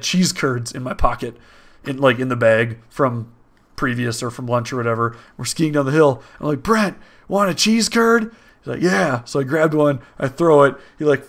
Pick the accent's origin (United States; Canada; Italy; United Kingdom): United States; Wisconsin; We're from Wisconsin.